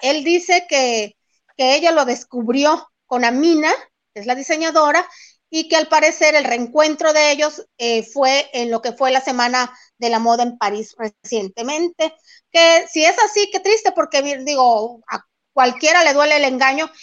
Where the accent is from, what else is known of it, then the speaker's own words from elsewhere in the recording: El Fuerte, Sinaloa, Mexico; aquí en el municipio del Fuerte